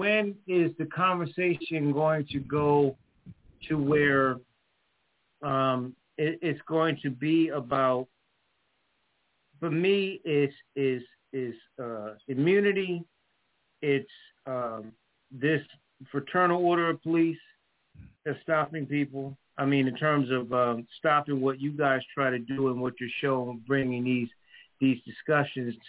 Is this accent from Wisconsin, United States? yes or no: no; Connecticut, United States; now in North Carolina, United States; I'm from Connecticut. You know, I'm from up top.